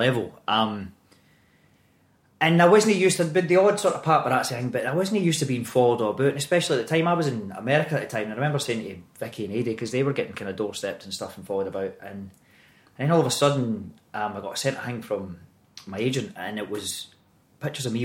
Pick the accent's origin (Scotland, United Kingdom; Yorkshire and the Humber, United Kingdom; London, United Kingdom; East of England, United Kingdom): Scotland, United Kingdom; Greenock; accent: Scottish; moved away; Greenock, my hometown's always been my wee sanctuary